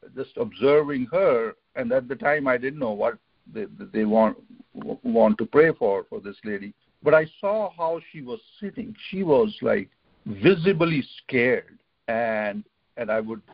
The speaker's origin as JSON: {"language": "English", "country": "India", "tie": "born or raised there", "moved": "yes", "lives_now": "United States", "said": "When I was growing up in India and as a little kid, so our house was somewhere on the outskirts of the city"}